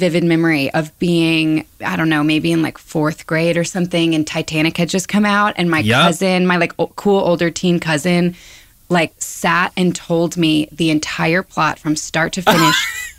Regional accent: Birmingham, Alabama, United States; I grew up in Alabama

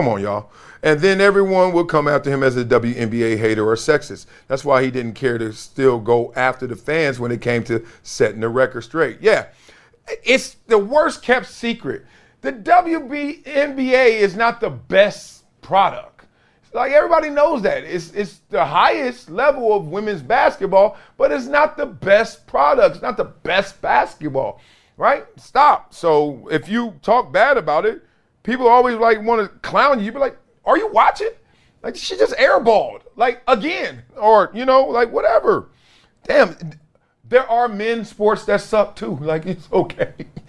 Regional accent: Brooklyn, New York, United States; I'm from Brooklyn.

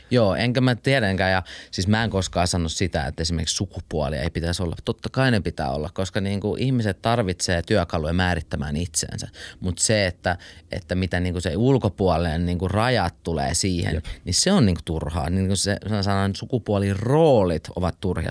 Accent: Finland; also born or lived in Switzerland; mä en ole syntynyt Suomessa, mä synnyin Sveitsissä ja Me tultiin, kun mun isä lähti, kun mä olin yhdeksän kuukautinen

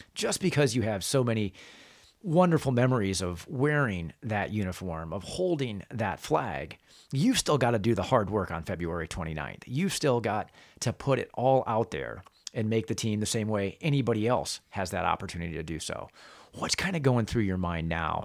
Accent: Northern Indiana, United States; I grew up in Northern Indiana

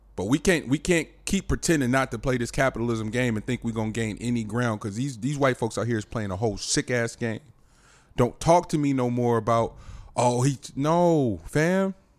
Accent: the Bay Area, California, United States; I'm, I'm from, we're from here. We're, we're from the Bay

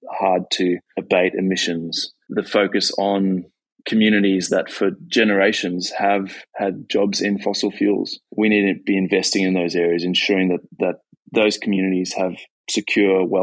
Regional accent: Australia; I was at uh, COP in Glasgow, and as an Australian, it was it was embarrassing to see the way we were acting on the world stage.

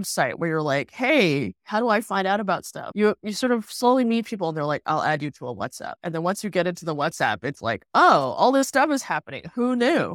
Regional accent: Singapore; moved away; I grew up in Singapore, I hadn't lived in Singapore for twenty years

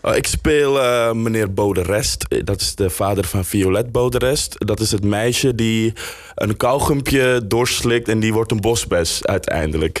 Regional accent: Suriname; now in Netherlands; ik ben in Suriname opgegroeid

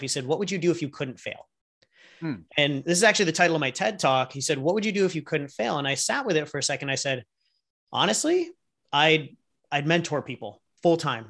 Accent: San Diego, California, United States; also born or lived in Los Angeles; originally from San Diego, grew up here

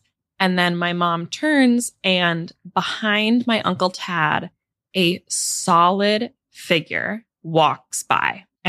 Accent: upstate New York, United States; my parents buy a house in upstate New York. We're very excited about it. I am 4.

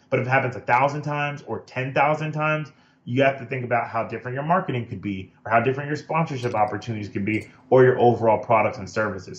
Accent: United States; as like a Black American and a Black founder

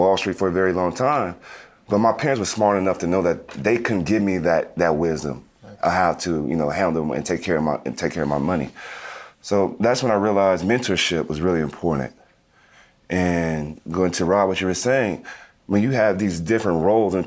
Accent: Las Vegas, Nevada, United States; I grew up in Las Vegas

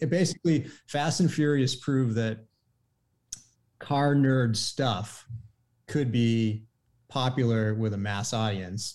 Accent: Maine, United States; I grew up in Maine

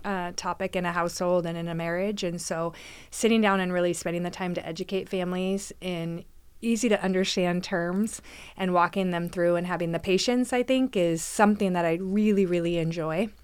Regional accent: McMinnville, Oregon, United States; moved away as an adult; also born or lived in Newberg, Oregon; now in Canby, United States; I was born and raised in McMinnville, so another small town.

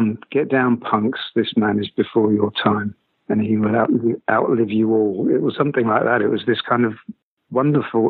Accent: Lewes, South East England, United Kingdom; moved away as an adult; also born or lived in London; I'm from Lewes in East Sussex in England, and punk didn't get there until kind of 1980, really.

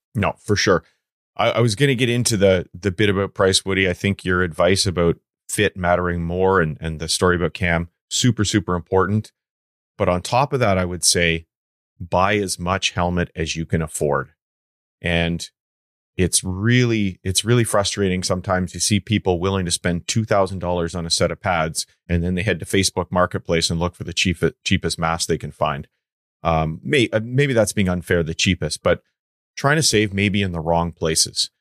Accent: Canada; I'm Canadian

